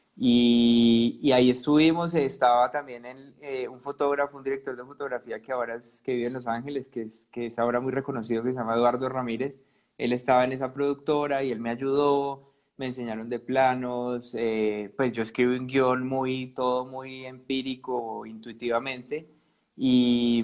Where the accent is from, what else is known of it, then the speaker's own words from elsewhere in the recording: Cali, Valle del Cauca, Colombia; yo soy de Cali